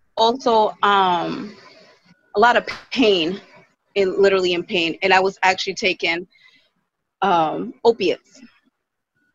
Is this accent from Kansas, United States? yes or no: no; Providence, Rhode Island, United States; I'm from Providence, Rhode Island.